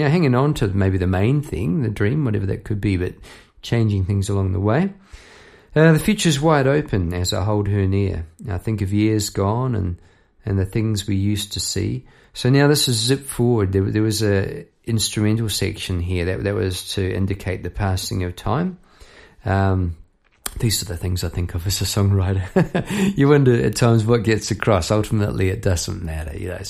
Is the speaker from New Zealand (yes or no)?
yes; New Zealand; moved away as an adult; now in Melbourne, Australia; Look, I came over from New Zealand, say 20 years ago. I came over to get a new band and to start afresh. It's a rite of passage coming over from New Zealand to Melbourne, Australia.